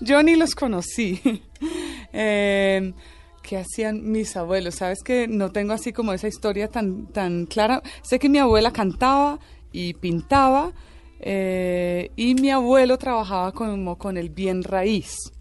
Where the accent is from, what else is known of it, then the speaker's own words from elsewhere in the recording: Tolima, Colombia; also born or lived in Ireland / Venezuela; Vivíamos en una finca en, en el Tolima